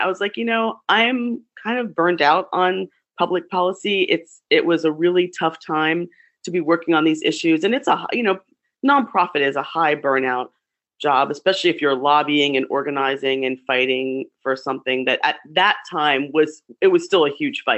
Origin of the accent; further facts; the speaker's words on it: New Jersey, United States; moved away as an adult; also born or lived in Philadelphia, Pennsylvania / Spokane, Washington; now in Seattle, United States; I was raised in what I call the motherland, which is New Jersey. and I went to Rutgers College. So I spent my formative years in New Jersey